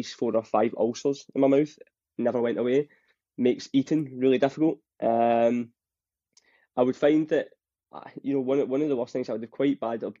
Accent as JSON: {"language": "English", "region": "Scotland", "country": "United Kingdom", "accent": "Scottish", "said": "as you can tell with my accent, I'm Scottish"}